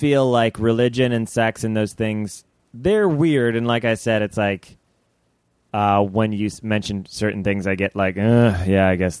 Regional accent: Chicago, Illinois, United States; I grew up in the city.

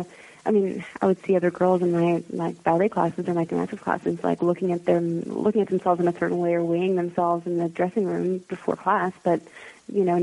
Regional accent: United States; I was raised in America

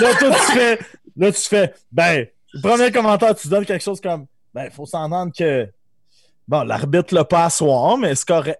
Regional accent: Amos, Quebec, Canada; on vient d'Amos

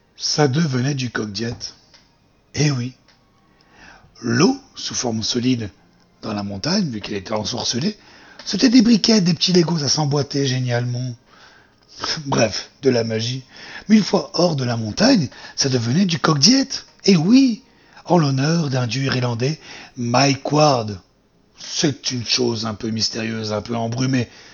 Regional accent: near Marseille, Provence-Alpes-Côte d'Azur, France; moved away as an adult; now in Switzerland; je suis français, je viens du sud de la France, à côté de Marseille, et j'ai euh, tout quitté pour partir en Suisse il y a plus de dix ans

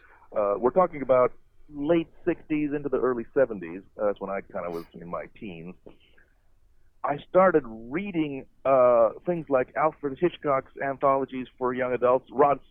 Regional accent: India; I'm from India. I was born there. But Americans always have a little trouble with foreign names.

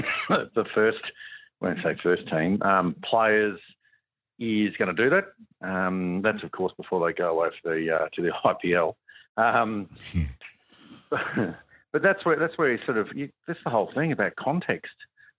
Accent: Australia; However, as an Australian, former Australian player or a cricketer, no, you want to smash every team you play.

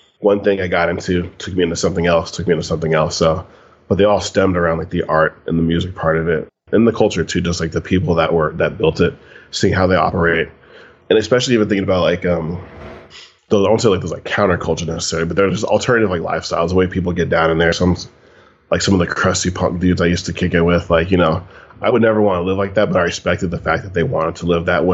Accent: Sunnyvale, California, United States; I grew up in Sunnyvale, California

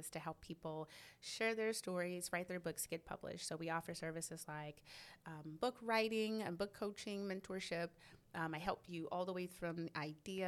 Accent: New Orleans, Louisiana, United States; also born or lived in Arlington, Texas / Dallas-Fort Worth, Texas; now in Waco, United States; my hometown is originally New Orleans, Louisiana

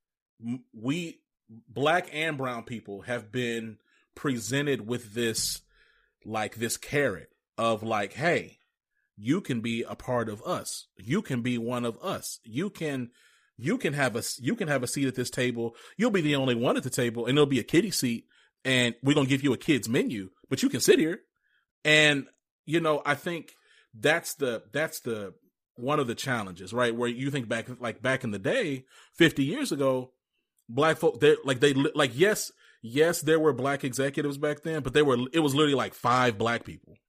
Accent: Rome, Georgia, United States; I'm actually from Rome, Georgia

